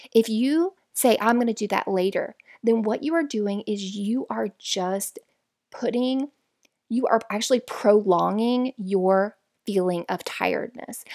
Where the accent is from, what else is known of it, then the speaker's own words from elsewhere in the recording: Florida, United States; We're from Florida, where it's all flat.